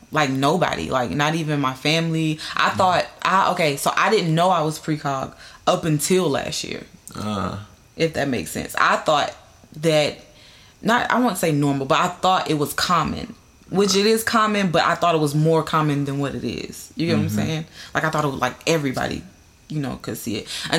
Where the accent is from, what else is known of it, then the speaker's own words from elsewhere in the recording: the South, United States; I still have that feeling, though, like, because I'm from the South. Like, you know, everybody's Christian.